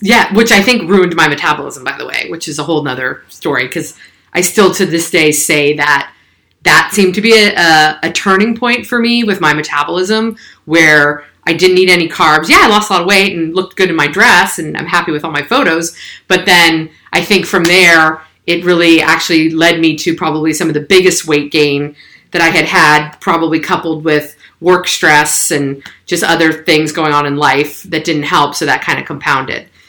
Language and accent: English; San Francisco Bay Area, California, United States; I'm a Bay Area native. So born and raised in the San Francisco Bay Area